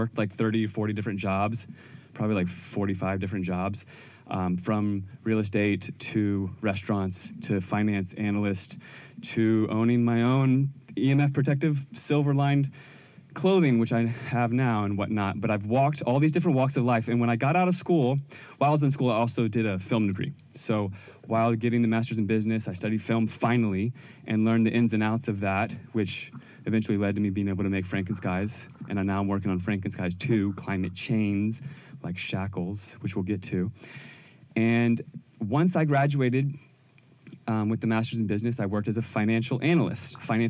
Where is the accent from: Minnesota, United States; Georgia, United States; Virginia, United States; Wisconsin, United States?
Virginia, United States; I grew up in Virginia